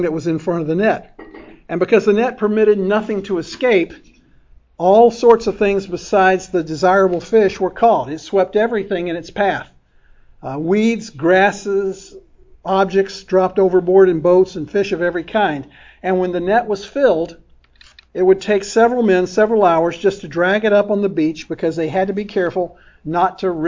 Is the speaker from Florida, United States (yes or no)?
yes; Oldsmar, Florida, United States; When I was a teenager growing up in Oldsmar